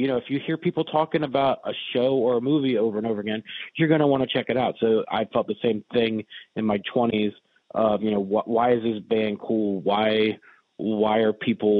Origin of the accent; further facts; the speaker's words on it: Richmond, Virginia, United States; I'm from Richmond. Been here since I was born. So never really left.